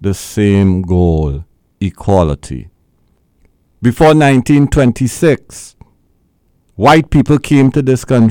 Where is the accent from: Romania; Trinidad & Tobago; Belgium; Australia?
Trinidad & Tobago; moved away as an adult; now in Brooklyn, United States; in Trinidad and Tobago, we do have a university